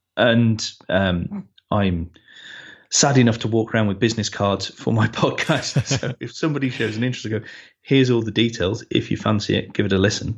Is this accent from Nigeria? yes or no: no; United Kingdom; we're British